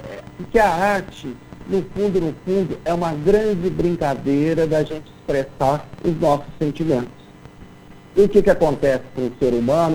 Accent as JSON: {"language": "Portuguese", "town": "Lavras", "region": "Minas Gerais", "country": "Brazil", "tie": "born or raised there", "moved": "as an adult", "lives_now": "Belo Horizonte, Brazil", "said": "eu nasci em Lavras, que é interior de Minas"}